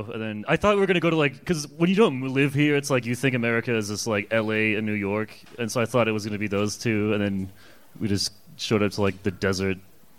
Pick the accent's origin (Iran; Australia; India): Iran; I'm from Iran.